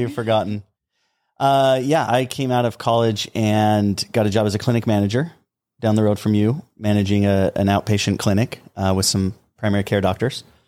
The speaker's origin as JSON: {"language": "English", "region": "southern Utah", "country": "United States", "tie": "born or raised there", "said": "We grew up on uh, both ends of the state, the southern end of Utah"}